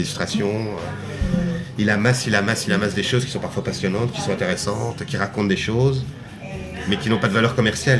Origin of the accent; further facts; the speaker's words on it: Belgium; en tant que Belge